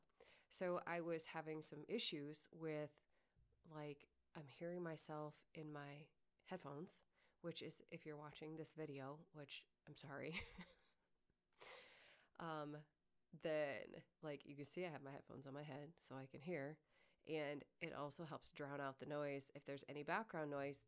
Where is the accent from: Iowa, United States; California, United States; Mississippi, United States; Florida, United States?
Iowa, United States; I was born and raised in Iowa.